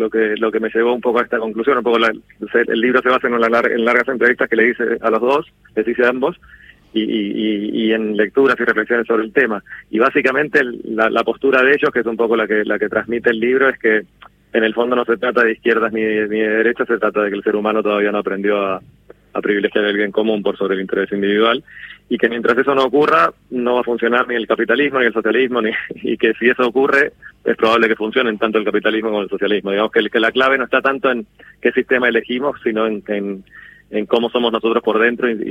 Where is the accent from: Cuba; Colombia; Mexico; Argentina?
Argentina; yo, me siento me siento profundamente argentino